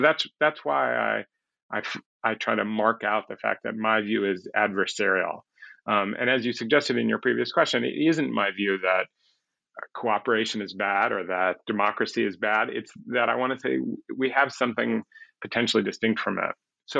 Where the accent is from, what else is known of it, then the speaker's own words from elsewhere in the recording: Chicago, Illinois, United States; people like the people I grew up with in Chicago